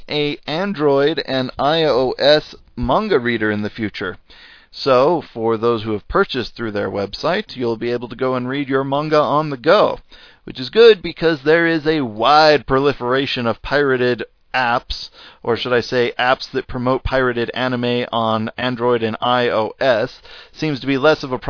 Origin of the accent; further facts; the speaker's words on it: United States; accent: American; first language English; if you didn't know by my accent, that's where I am